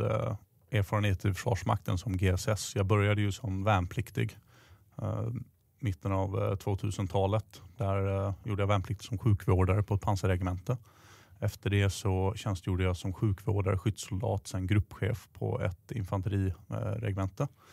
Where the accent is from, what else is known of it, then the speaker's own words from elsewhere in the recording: southern Sweden, Sweden; Jag växte upp i södra Sverige, i en stad